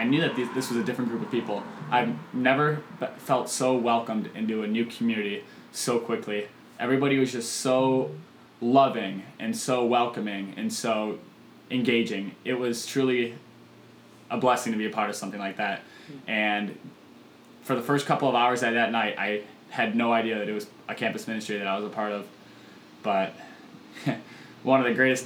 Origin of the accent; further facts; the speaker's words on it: Chicago suburbs, Illinois, United States; moved away as an adult; now in Normal, United States; I'm from the Chicago suburbs